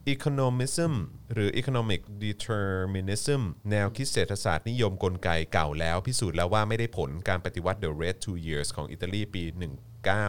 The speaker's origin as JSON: {"language": "Thai", "region": "Nakhon Ratchasima", "country": "Thailand", "said": "ผมเป็นคนโคราช"}